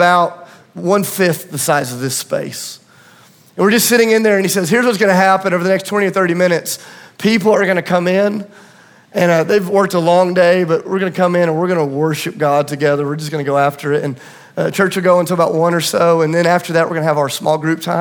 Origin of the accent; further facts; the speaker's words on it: Tennessee, United States; I'm from Tennessee